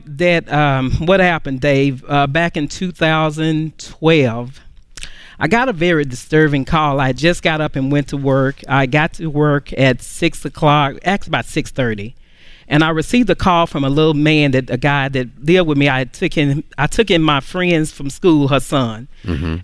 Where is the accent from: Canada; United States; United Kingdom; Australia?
United States; Dallas, Texas; I'm from Dallas, Texas